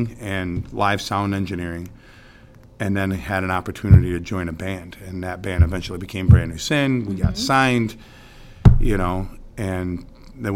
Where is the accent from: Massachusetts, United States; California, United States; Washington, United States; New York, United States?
New York, United States; Central Square; I grew up in Central Square